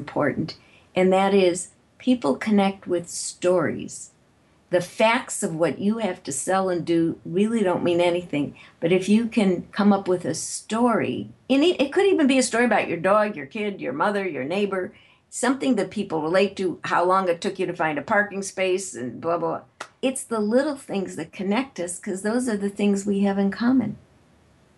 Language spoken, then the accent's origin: English; Chicago, Illinois, United States; moved away; I'm originally from Chicago